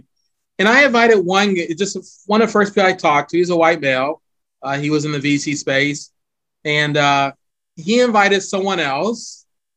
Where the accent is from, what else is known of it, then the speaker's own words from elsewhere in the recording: Pittsburgh, Pennsylvania, United States; now in Chicago, United States; I grew up in Pittsburgh, the Pittsburgh Steelers fan